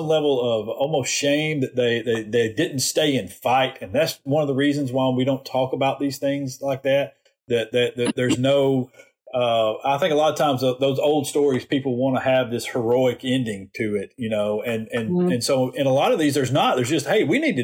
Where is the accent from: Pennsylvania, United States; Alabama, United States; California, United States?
Alabama, United States; as a white kid growing up in Alabama